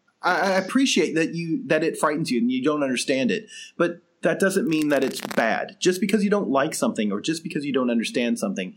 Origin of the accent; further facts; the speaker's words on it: the South, United States; we're from the South.